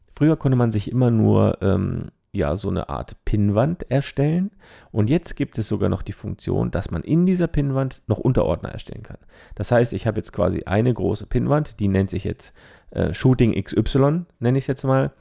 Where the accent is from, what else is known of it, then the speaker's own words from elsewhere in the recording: Zermatt, Valais, Switzerland; moved away; Meine alte Heimat in die Schweiz